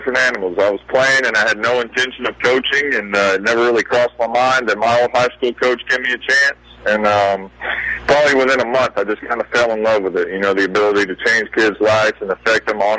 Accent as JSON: {"language": "English", "town": "Athens", "region": "Georgia", "country": "United States", "tie": "born or raised there", "said": "I grew up in Athens, Georgia"}